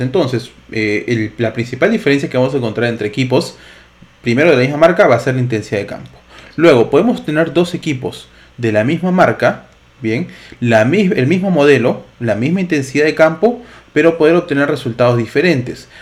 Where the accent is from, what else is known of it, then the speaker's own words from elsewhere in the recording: Lima, Peru; Ambos somos de Lima, Perú